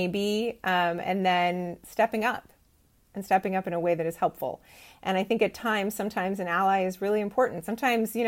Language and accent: English; Bay Area, California, United States; I was raised in the Bay Area